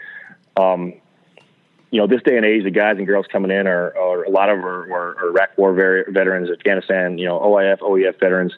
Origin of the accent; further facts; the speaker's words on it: Cajun, Louisiana, United States; I am Cajun